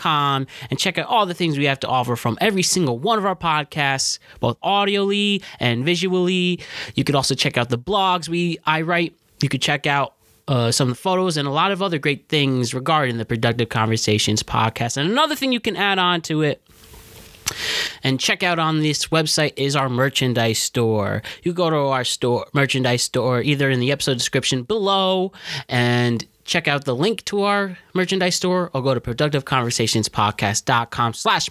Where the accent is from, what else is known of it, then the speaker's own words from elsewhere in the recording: Connecticut, United States; my home state of Connecticut